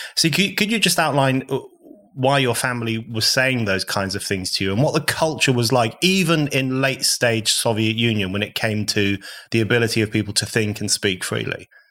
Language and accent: English; United Kingdom; I was born in the U K, unlike you. My parents are foreigners, but I'm British born.